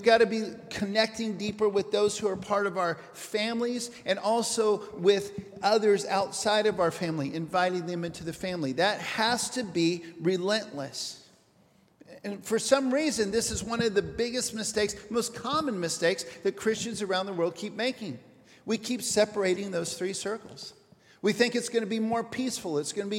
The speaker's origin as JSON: {"language": "English", "country": "Papua New Guinea", "tie": "born or raised there", "said": "I'm going to start with a short story about me growing up in New Guinea."}